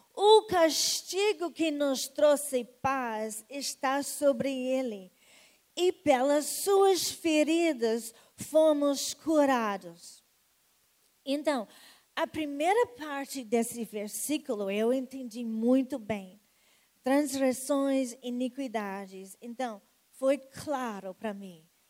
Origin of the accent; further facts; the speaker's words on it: United States; Portuguese is a second language; now in Rio de Janeiro, Brazil; pelo sotaque, vocês já sabem que eu não sou das gema, não, né? É, realmente, eu sou americana